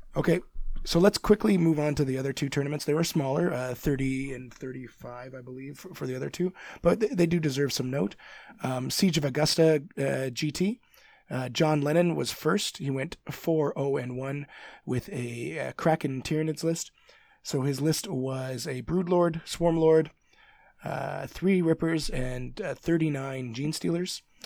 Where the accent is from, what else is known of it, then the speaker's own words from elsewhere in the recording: Canada; I'm Canadian